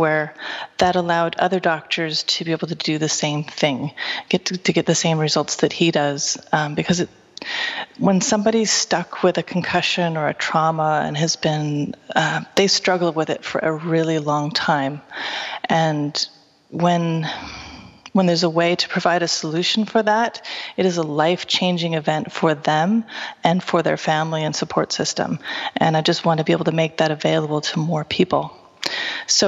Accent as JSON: {"language": "English", "town": "Seattle", "region": "Washington", "country": "United States", "moved": "as an adult", "lives_now": "Vancouver, Canada", "said": "I'm originally from Seattle"}